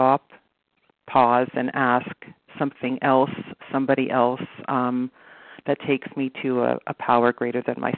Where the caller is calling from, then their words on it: Toronto, Ontario, Canada; So I'm calling from Toronto, Canada